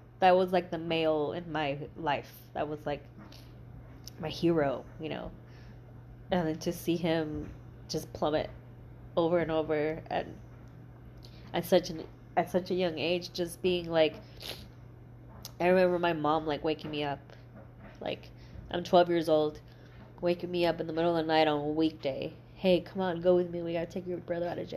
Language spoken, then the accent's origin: English; El Paso, Texas, United States; moved away as an adult; also born or lived in New Mexico / Mexico; now in Austin, United States; I grew up in El Paso